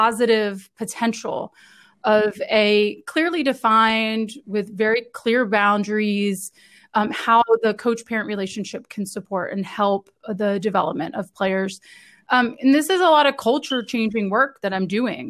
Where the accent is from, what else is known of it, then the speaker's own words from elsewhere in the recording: United States; also born or lived in Italy; I am from the United States. I grew up just outside DC